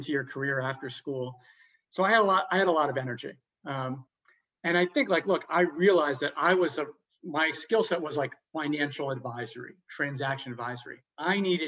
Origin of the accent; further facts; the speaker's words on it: New Jersey, United States; moved away as an adult; also born or lived in Boston / Chicago; now in Los Angeles, United States; I grew up on the East Coast in Jersey